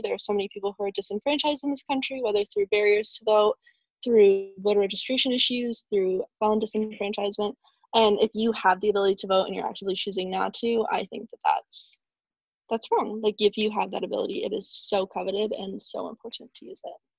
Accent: Washington, United States; I'm from Washington

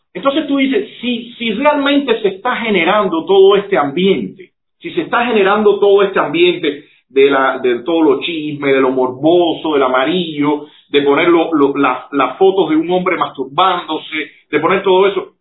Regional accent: Cuba; nosotros como cubanos

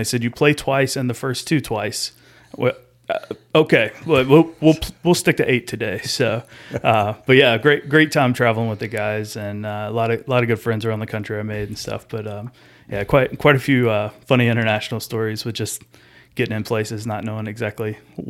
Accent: Georgia, United States; I grew up in Pike County, Georgia. It's about 2 hours south of here. It's a small county and a small town, and probably more cows than people there.

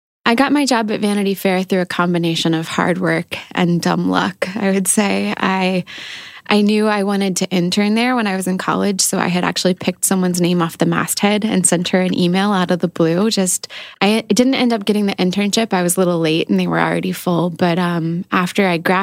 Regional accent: Knoxville, Tennessee, United States; moved away as an adult; also born or lived in Gambier, Ohio; I grew up in Knoxville, Tennessee

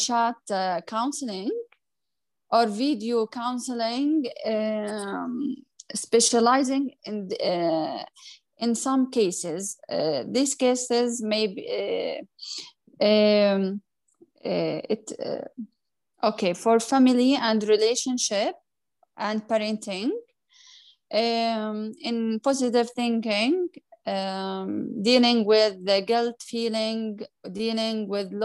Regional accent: Jordan; I'm from Jordan

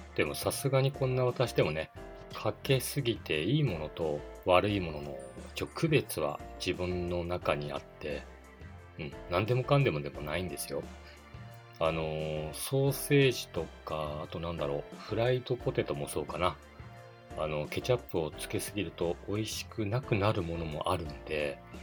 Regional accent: Otaru, Hokkaido, Japan; 私の地元、小樽

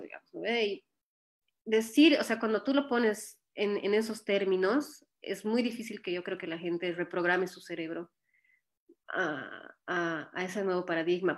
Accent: Bolivia; moved away as an adult; now in Ohio, United States

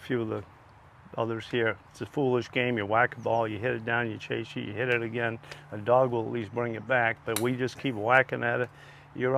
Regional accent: Boston, Massachusetts, United States; When I grew up in Boston, and when you grow up in Boston, you start early

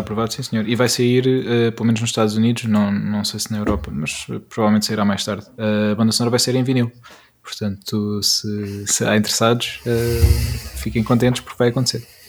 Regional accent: Peniche, Leiria District, Portugal; born or raised there

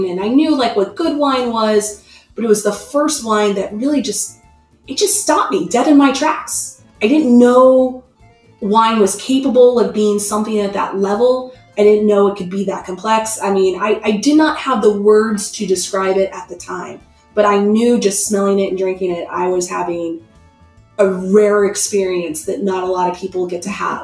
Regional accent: United States; I'm so American.

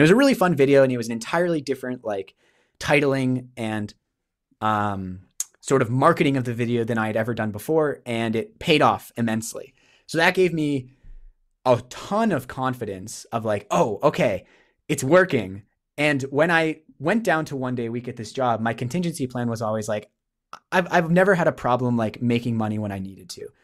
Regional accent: New Hampshire, United States; moved away as an adult; now in Canada; I grew up in New Hampshire in the States

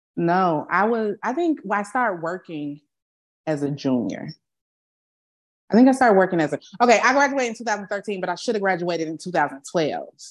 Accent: Chicago, Illinois, United States; also born or lived in Alabama; now in San Antonio, United States; I'm from Chicago

